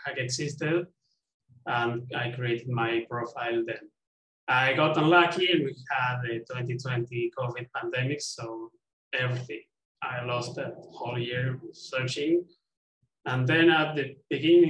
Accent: Argentina; I'm from Argentina

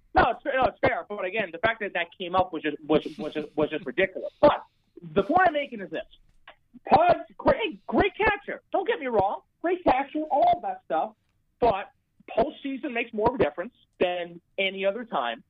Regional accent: New York, United States; I'm from New York

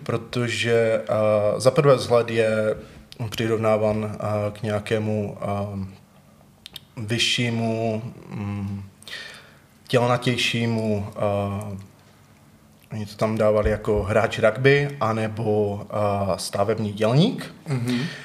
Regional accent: Třinec, Moravian-Silesian Region, Czechia; now in Ostrava, Czech Republic; Já jsem původně z Třince

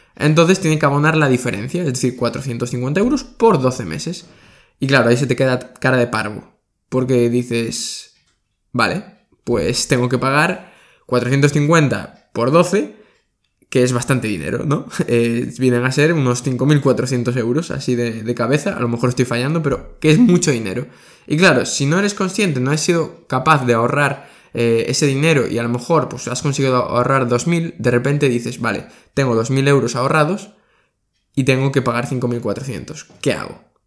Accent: Spain; de España, que es de donde soy yo

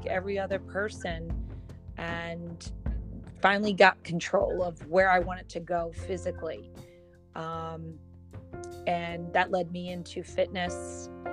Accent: Philadelphia, Pennsylvania, United States; born and raised in Philadelphia

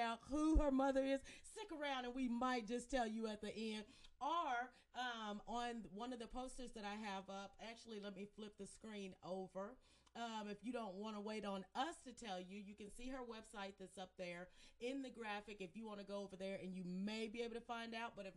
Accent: Mississippi, United States; I was born and raised in Mississippi.

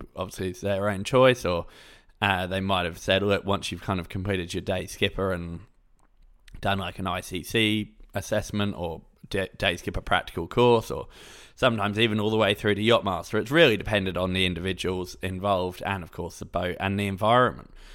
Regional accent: England, United Kingdom; I'm from England, so we had, like, a UCAS form

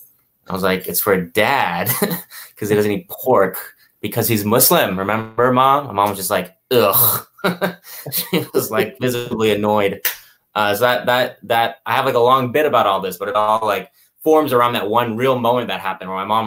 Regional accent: Houston, Texas, United States; born there; But yeah, I was born in Houston to parents.

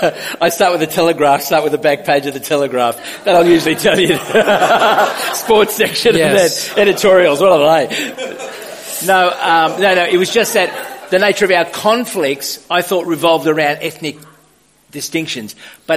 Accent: Sydney, New South Wales, Australia; Well, I mean, you don't see yourself as a Maltese kid growing up in the West. You just grow up, then you discover, it might have been different from some experience, similar to others. So we grew up on a farm

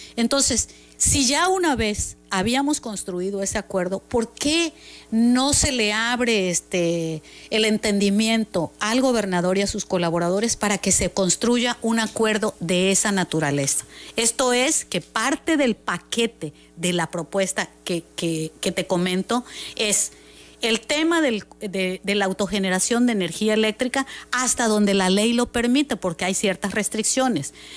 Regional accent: Mexico; nosotros como mexicanos

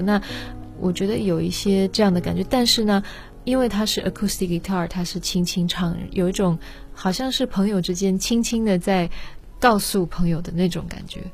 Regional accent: Netherlands; moved away; 我是在荷兰出生长大

